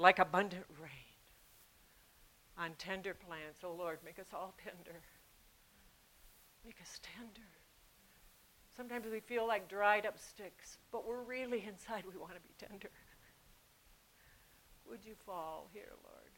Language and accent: English; United States; moved away as an adult; also born or lived in Peru; I'm an American woman